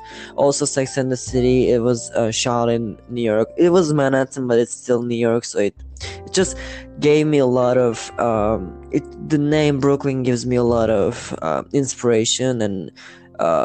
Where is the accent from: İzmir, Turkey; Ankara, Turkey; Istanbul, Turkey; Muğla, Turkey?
İzmir, Turkey; also born or lived in Manisa, Turkey; I came to Izmir, which my school life started here. Everything started here, but I was born in Marison